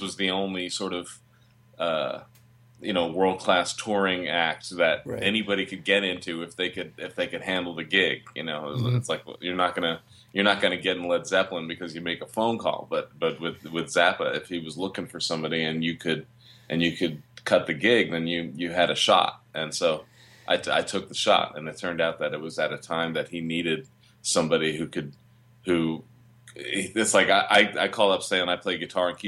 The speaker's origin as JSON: {"language": "English", "area": "Long Island", "region": "New York", "country": "United States", "tie": "born or raised there", "said": "a really musical household when I was growing up in Long Island in the 60s"}